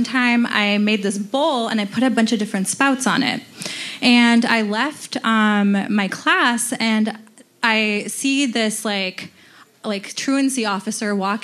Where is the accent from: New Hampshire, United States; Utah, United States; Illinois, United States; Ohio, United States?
Ohio, United States; also born or lived in Detroit, Michigan / Marysville, Ohio; I moved to Ohio when I was about 13, learned to drive there